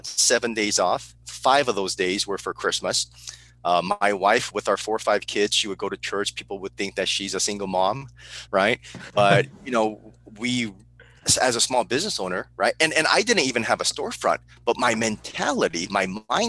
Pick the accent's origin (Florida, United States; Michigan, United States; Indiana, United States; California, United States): California, United States; Burbank; also born or lived in Seoul, South Korea / San Diego, California / Okinawa, Japan; I was raised in Burbank, California